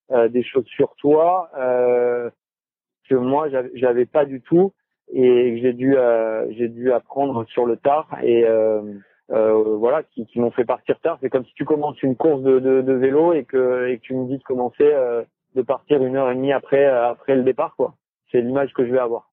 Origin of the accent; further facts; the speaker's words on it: Cannes, Provence-Alpes-Côte d'Azur, France; De Cannes.